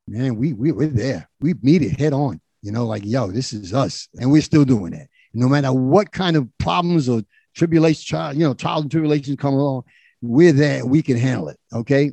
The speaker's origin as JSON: {"language": "English", "town": "New York City", "region": "New York", "country": "United States", "tie": "born or raised there", "said": "I was born in, in the South Bronx"}